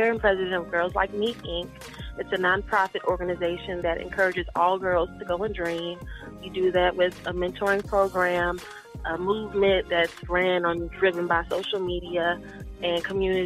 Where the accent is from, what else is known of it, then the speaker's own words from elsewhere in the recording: Winston-Salem, North Carolina, United States; now in Philadelphia, United States; I grew up in Winston-Salem, North Carolina, but my hometown is Philadelphia